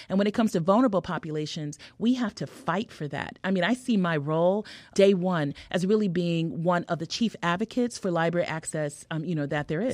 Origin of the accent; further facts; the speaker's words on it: California, United States; also born or lived in Harlem, New York / Hartford; now in Chicago, United States; I'm a Californian